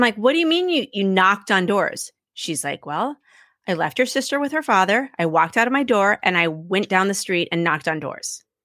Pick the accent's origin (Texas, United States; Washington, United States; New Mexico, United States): Washington, United States; Seattle; now in Washington, D.C., United States; where I grew up in Seattle